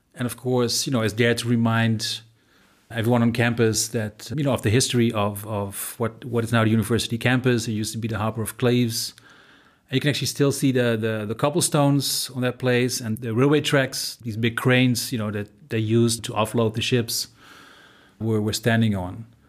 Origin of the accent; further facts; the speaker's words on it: Eindhoven, North Brabant, Netherlands; moved away as an adult; also born or lived in Nijmegen; now in Germany; I grew up in the Netherlands, in a place called Eindhoven, which is a little bit more to the south. I moved with my parents to Nijmegen when I was sixteen